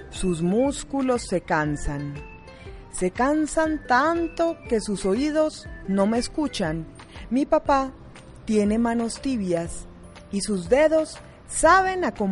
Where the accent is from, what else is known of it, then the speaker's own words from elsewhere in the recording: Medellín, Antioquia, Colombia; eh, soy de la Comuna 13